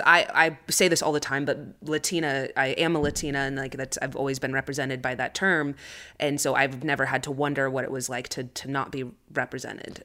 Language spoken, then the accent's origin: English; United States; I'm Chicana, so I grew up here in the States.